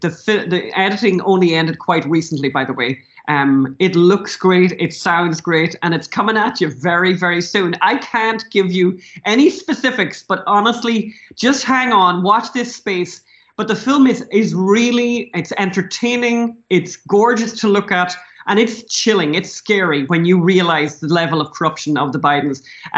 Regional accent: Ireland; as Irish people, we can't say anything much about drug addiction or alcoholism, right?

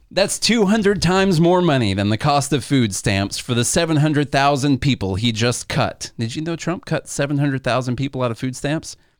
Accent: Illinois, United States; We're from Illinois

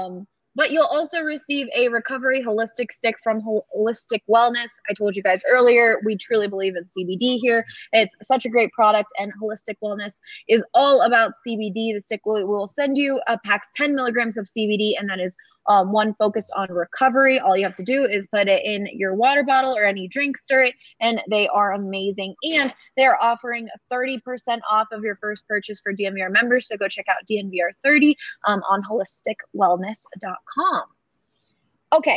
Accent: Philadelphia, Pennsylvania, United States; I grew up in Philadelphia

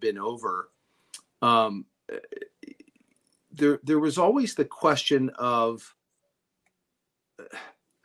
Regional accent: Canada; now in United States; I was born in Canada. I'm a U.S. citizen now

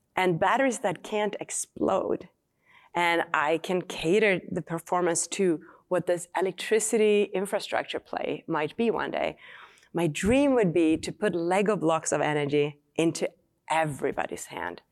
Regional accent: Sweden; English is a second language; moved away as an adult; now in United States; I grew up in Sweden

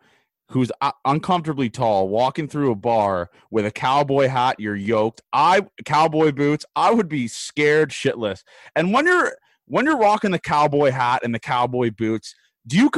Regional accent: Canada; in Canada, I guess, especially where I'm from obviously the city

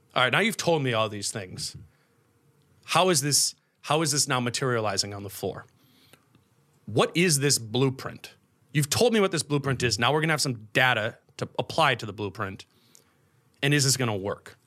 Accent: Minnesota, United States; I grew up in Minnesota, I went to college in Minnesota

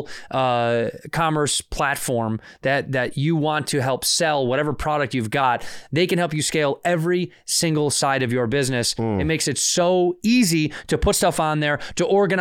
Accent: Chicago, Illinois, United States; Chicago, my hometown

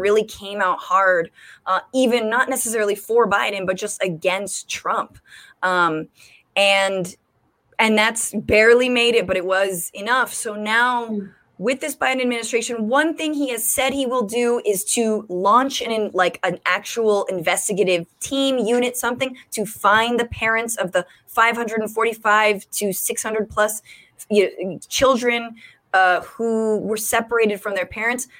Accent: California, United States; I'm from California

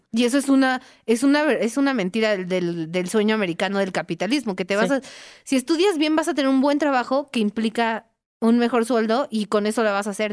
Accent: Mexico City, Mexico; yo soy de Iztapalapa

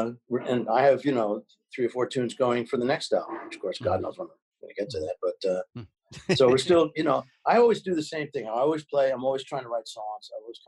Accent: New York City, New York, United States; born there; No. I was born in New York City. My family moved to the suburbs, and then I moved back to New York as soon as I could, back to the city.

